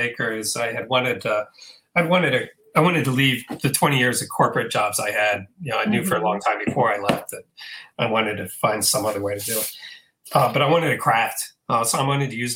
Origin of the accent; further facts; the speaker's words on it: Hyattsville, Maryland, United States; I grew up in Hyattsville, Maryland, suburban DC